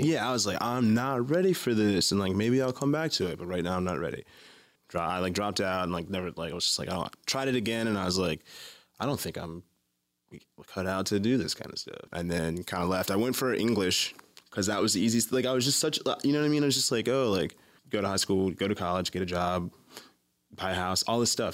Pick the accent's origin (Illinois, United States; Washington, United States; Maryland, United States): Maryland, United States; Baltimore; Baltimore, Maryland. Born and raised here.